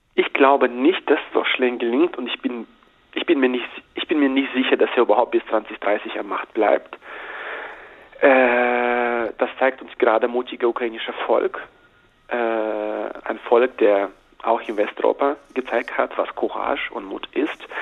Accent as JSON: {"language": "German", "country": "Belarus", "second_language": "German", "moved": "as an adult", "said": "ist mein Weg zurück nach meiner Heimat ab ausgeschlossen"}